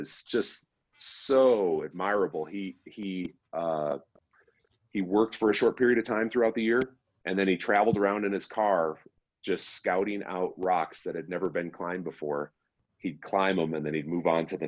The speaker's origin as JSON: {"language": "English", "town": "Chicago", "region": "Illinois", "country": "United States", "moved": "yes", "lives_now": "Colorado, United States", "said": "I'm from Chicago"}